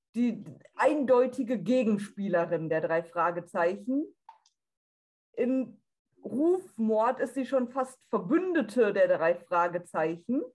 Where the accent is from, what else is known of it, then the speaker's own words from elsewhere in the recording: North Rhine-Westphalia, Germany; ich bin 24 Jahre alt und ich komme aus NRW